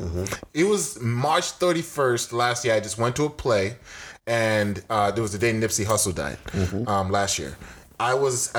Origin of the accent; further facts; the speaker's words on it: Nigeria; now in United States; I'm not from New York. Mm-hmm. Where you from? I'm like, I'm Nigerian.